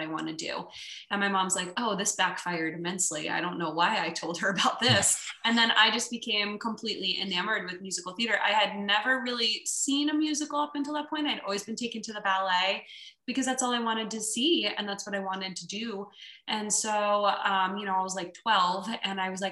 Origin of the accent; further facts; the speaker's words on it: New Jersey, United States; now in Central Florida, United States; I was born in New Jersey, so I had the very fortunate childhood of living not far from New York City.